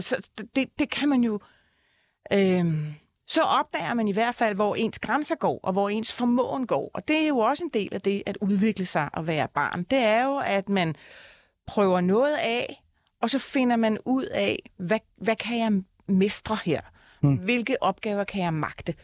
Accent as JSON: {"language": "Danish", "town": "Copenhagen", "region": "Capital Region of Denmark", "country": "Denmark", "tie": "born or raised there", "said": "jeg husker bare fra min barndom, jeg er fra Tingbjerg, der ligger jo hele øh, øh, mosen og volden ligger rundt om."}